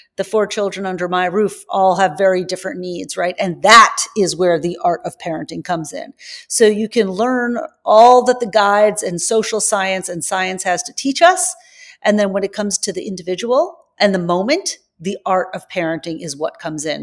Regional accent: Long Island, New York, United States; moved away as an adult; also born or lived in San Francisco; I grew up on Long Island.

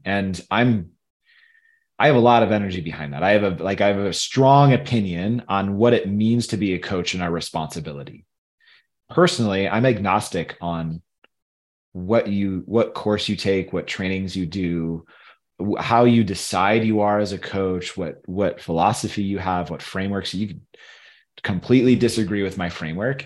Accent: Michigan, United States; also born or lived in Tennessee; now in Colorado, United States; where I grew up in Michigan

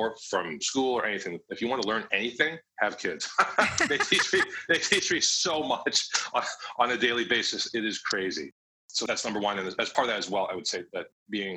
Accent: Canada; now in Vancouver, Canada; I'm based in Vancouver, Canada

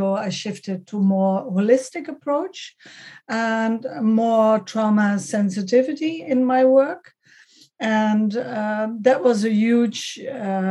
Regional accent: Netherlands; also born or lived in Switzerland; I was born in the Netherlands, brought up, but I'm from double nationality, German and Dutch

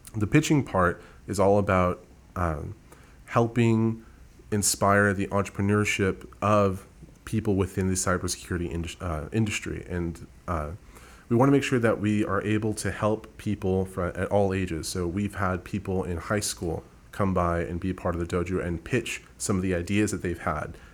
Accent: San Antonio, Texas, United States; I was born and raised here in San Antonio, so I am a, a native here

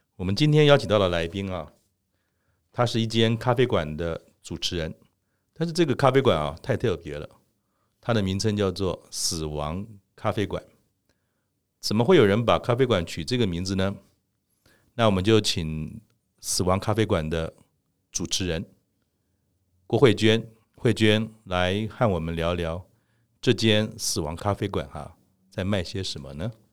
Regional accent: Keelung, Taiwan; 我从小在基隆长大，呃，那个时候呢，基隆我们就住在半山腰上面，其实还算是一个相对怎么讲，还没有那么都市化的地方

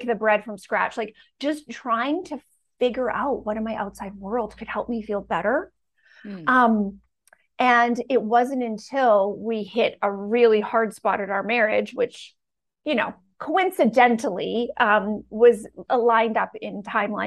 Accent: Canada; moved away as an adult; also born or lived in Bucks County, Pennsylvania; now in United States; this woman moved away from her family and her country alone at 21, because I'm from Canada

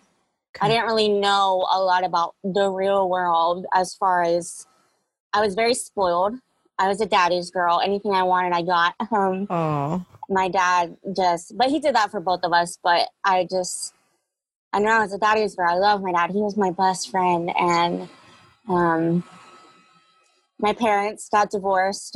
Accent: Jacksonville, Florida, United States; I grew up in Jacksonville, Florida, off of a little road called Mayapple

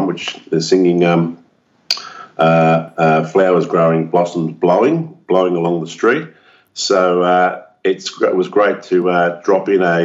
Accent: Australia; also born or lived in Melbourne, Victoria

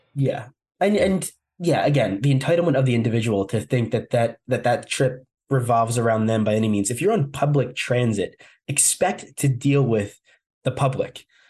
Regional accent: New Jersey, United States; That's my home state. I, I, live in New Jersey

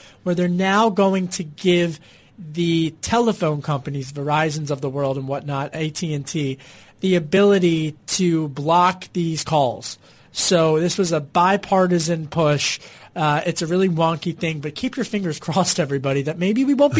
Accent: Pennsylvania, United States; So I'm like, oh, maybe this is a call from back home in Delco from Chicky, my mom.

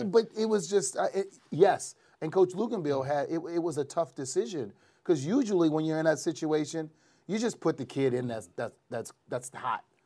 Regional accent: New Orleans, Louisiana, United States; born or raised there

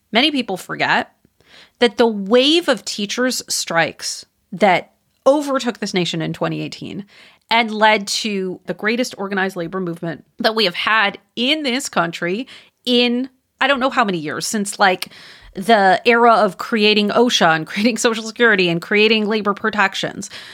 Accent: Wisconsin, United States; moved away; my home state. I don't live there anymore, but I'm from there, Wisconsin

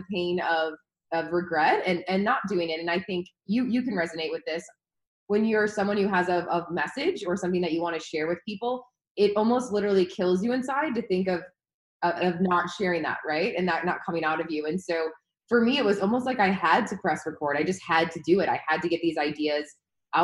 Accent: Chicago, Illinois, United States; moved away as an adult; also born or lived in Los Angeles; now in San Diego, United States; I'm from Chicago

